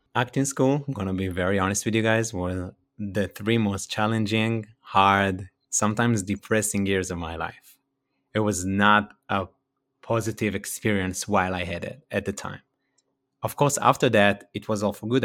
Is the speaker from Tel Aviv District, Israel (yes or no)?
no; Ramat Yohanan, Northern District, Israel; accent: Israeli; first language Hebrew; English is a second language; moved away as an adult; now in California, United States; from Israel, from the northern side of Israel, in a small place called a kibbutz. I was born there, and I spent there my first, uh, twenty-nine years, and I just moved to California.